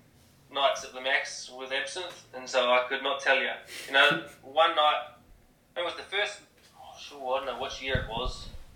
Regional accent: New Zealand; No. Maybe my hometown, used to be, not anymore.

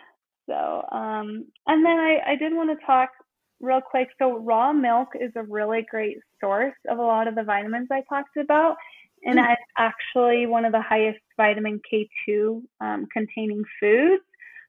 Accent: Salt Lake City, Utah, United States; I'm on the suburbs of Salt Lake City. Yeah, in Utah.

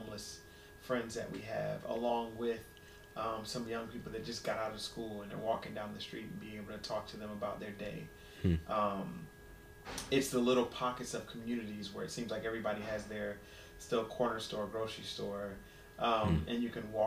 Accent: Ohio, United States; now in Washington, D.C., United States; I'm from Ohio

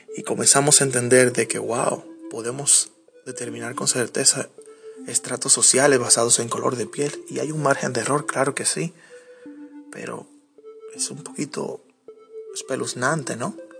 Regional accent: Dominican Republic; nosotros como dominicanos

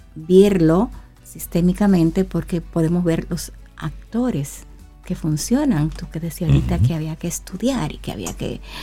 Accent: Dominican Republic; mi República Dominicana

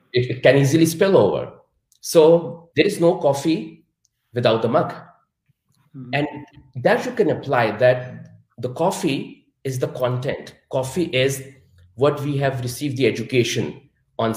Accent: Pakistan; moved away as an adult; now in Munich, Germany; I was born and raised in Pakistan

